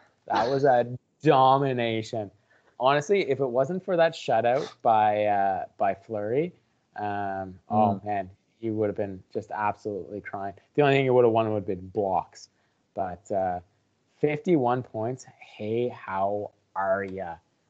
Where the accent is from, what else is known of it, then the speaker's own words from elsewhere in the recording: Canada; As a Canadian, we just fired our goalie.